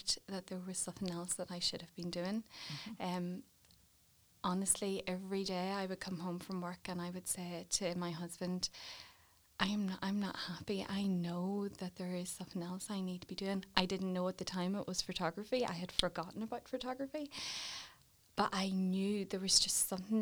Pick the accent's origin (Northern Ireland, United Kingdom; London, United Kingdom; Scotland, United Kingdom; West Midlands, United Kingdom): Northern Ireland, United Kingdom; Warrenpoint; grew up in Warren Point